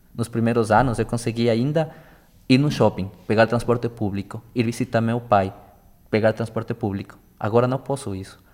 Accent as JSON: {"language": "Portuguese", "country": "Ecuador", "second_language": "Portuguese", "moved": "as an adult", "lives_now": "Brazil", "said": "eu sou equatoriano, e todo final do ano, desde o 2017 que eu moro aqui no Brasil, eu viajo para meu país."}